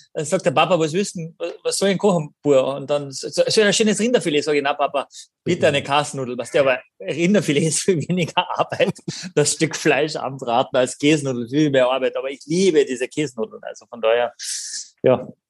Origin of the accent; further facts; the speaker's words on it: Carinthia, Austria; accent: Carinthian; moved away; Das ist mein, mein Ursprung, meine Heimat. Ja. Und da bin ich wahnsinnig stolz, dass ich dort her bin.